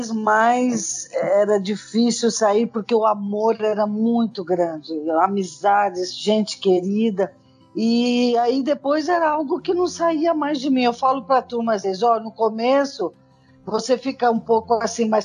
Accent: Angola; assim como eu, angolanos, qualquer um pode morrer aqui

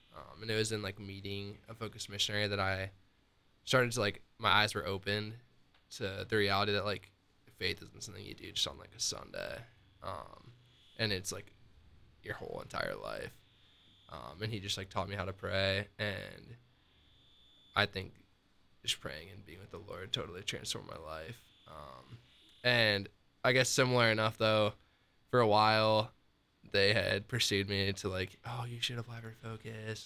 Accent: Northern Iowa, United States; moved away as an adult; also born or lived in Ames, Iowa; now in Columbus, United States; I actually am from Northern Iowa and went to college at Iowa State

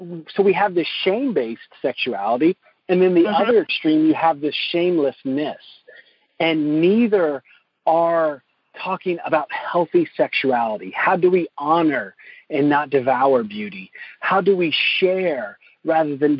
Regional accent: the South, United States; my own upbringing growing up in the South in a Southern Baptist church

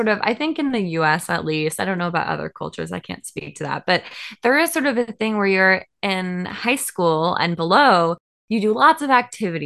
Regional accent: Seattle, Washington, United States; I grew up in Seattle, Washington.

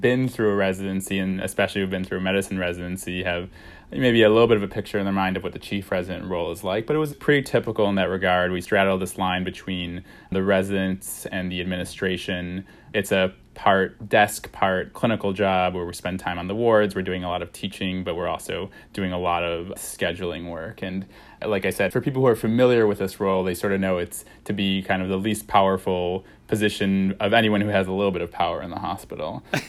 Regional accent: Illinois, United States; I grew up outside of Chicago in a pretty observant Jewish family.

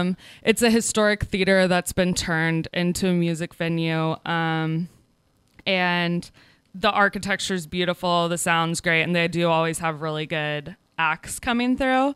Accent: Kansas City, United States; moved away as an adult; now in Oakland, United States; I'm from Kansas City, proud Kansas City-an

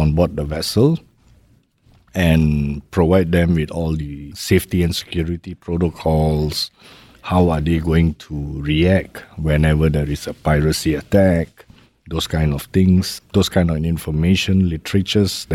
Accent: Malaysia; moved away as an adult; also born or lived in Los Angeles; now in Singapore; I'm basically a Malaysian.

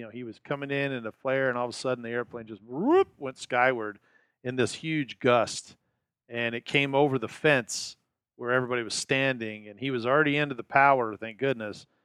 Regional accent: Arizona, United States; from Arizona.

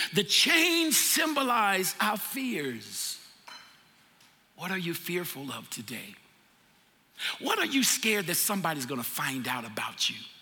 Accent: the South, United States; moved away; I'm from the South

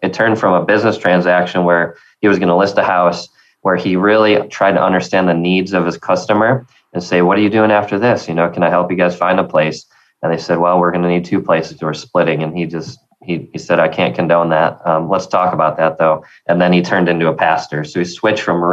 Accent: the North, United States; now in Tennessee, United States; as a Yankee, you know, they make fun of me for being a Northerner.

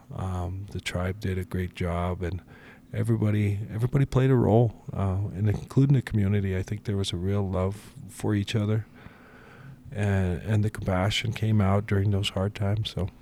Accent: Rocky Mountain, Montana, United States; I'm from Rocky Mountain, our people have always endured

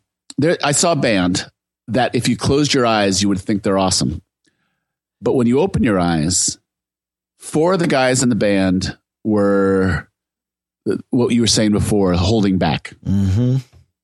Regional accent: Silicon Valley, California, United States; I'm from Silicon Valley

